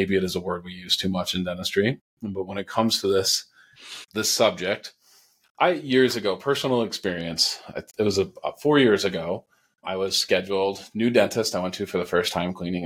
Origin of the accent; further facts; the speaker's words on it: New England, United States; I'm from New England